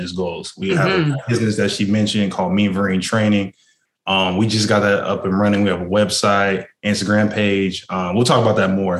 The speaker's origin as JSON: {"language": "English", "town": "Orlando", "region": "Florida", "country": "United States", "tie": "born or raised there", "said": "Born and raised"}